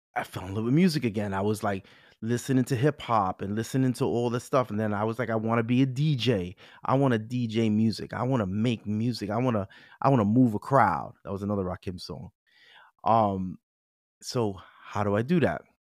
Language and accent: English; New York City, New York, United States; I'm a Bronx boy